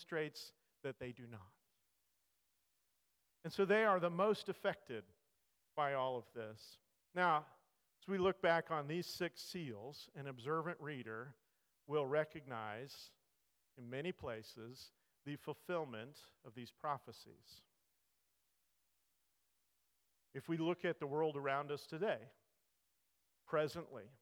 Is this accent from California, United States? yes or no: yes; California, United States; I grew up in California. I grew up not that far from the fault line in California